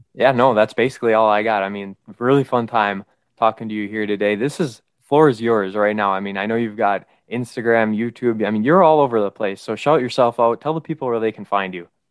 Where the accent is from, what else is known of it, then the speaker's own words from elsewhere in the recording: Manitowoc, Wisconsin, United States; we're from Manitowoc.